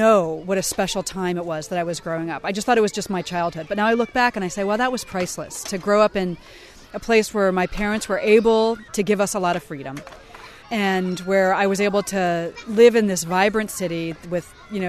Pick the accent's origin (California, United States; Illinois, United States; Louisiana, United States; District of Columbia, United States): District of Columbia, United States; Washington; I had a better childhood growing up in Washington, D.C.